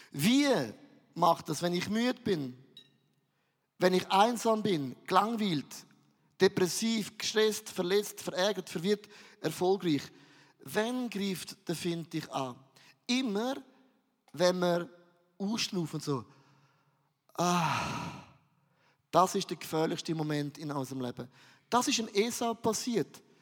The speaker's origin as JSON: {"language": "German", "region": "Valais", "country": "Switzerland", "said": "Aber ich bin ein Walliser."}